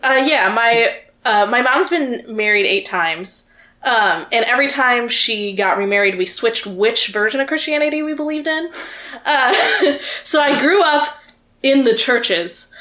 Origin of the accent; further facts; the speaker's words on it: the South, United States; I grew up in the South